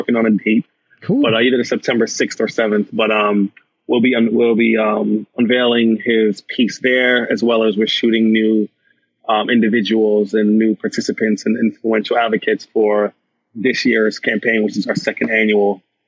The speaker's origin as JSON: {"language": "English", "country": "Jamaica", "said": "He's Jamaican. I'm Jamaican."}